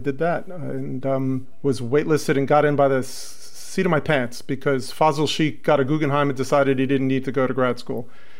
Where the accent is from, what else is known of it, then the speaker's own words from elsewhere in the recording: Lower Westchester County, New York, United States; also born or lived in Manhattan, New York; Born in Manhattan. Pretty decent childhood until I was ripped from the Upper East Side and plunked down in Lower Westchester County.